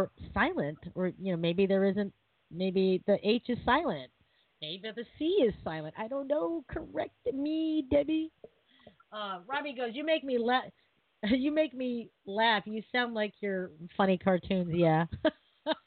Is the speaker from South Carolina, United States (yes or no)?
no; Seattle, Washington, United States; I'm from Seattle